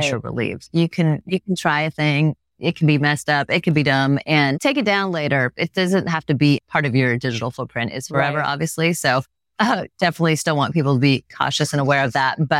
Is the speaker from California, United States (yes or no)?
yes; Bay Area, California, United States; moved away as an adult; now in New York, United States; growing up in the Bay Area